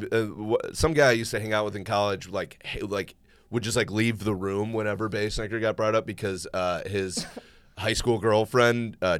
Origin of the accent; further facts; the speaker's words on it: outside Detroit, Michigan, United States; I grew up outside Detroit, big hockey area